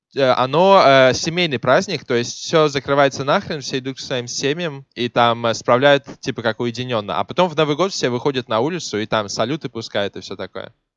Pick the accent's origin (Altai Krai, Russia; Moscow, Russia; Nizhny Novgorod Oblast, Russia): Moscow, Russia; moved away; я как исконный москвич